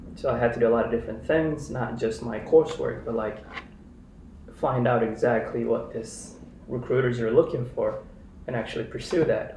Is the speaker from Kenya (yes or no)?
yes; Kenya; moved away as an adult; now in Chicago, United States; I was born and raised in Kenya. Spent most of my adult life and like childhood life there